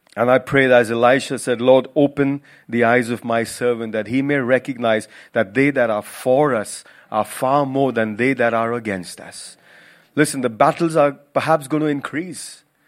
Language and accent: English; Mumbai, Maharashtra, India; moved away as an adult; also born or lived in Goa; now in United Kingdom; I'm from Goa originally, but spent most of my life in Mumbai